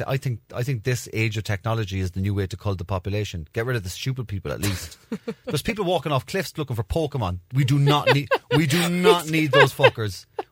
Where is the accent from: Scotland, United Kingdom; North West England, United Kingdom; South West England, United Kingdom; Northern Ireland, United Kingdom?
Northern Ireland, United Kingdom; Belfast; Falls Road.